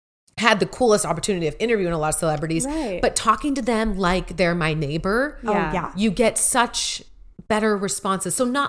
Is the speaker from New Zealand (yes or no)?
no; San Diego, California, United States; now in Arizona, United States; I grew up in San Diego.